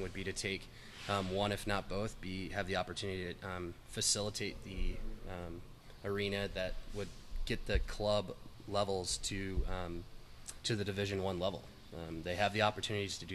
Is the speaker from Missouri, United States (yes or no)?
no; Atlanta, Georgia, United States; growing up in Atlanta, playing hockey here